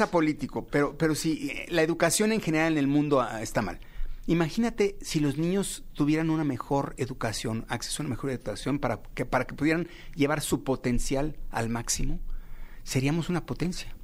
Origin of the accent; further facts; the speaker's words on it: Mexico; todos los mexicanos